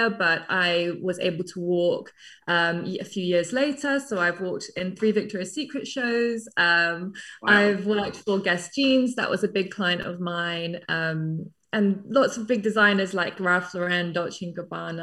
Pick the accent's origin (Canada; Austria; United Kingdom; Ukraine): United Kingdom; England; moved away as an adult; also born or lived in New York; now in London, United Kingdom; I'm English, but I came to New York when I was 19, 20 as a model